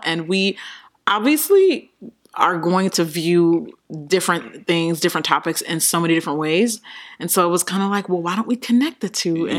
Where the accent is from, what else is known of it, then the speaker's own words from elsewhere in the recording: United States; I'm from the U.S.